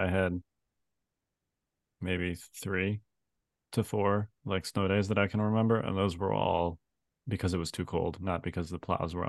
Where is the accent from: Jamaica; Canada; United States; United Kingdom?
United States; Chicago, Illinois; now in Virginia, United States; growing up in Chicago